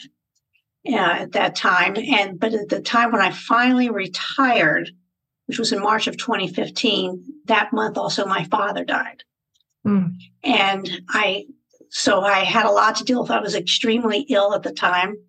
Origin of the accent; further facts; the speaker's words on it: West Virginia, United States; moved away as an adult; also born or lived in Germany / Spain; now in Virginia, United States; I was born and raised in West Virginia, went to school there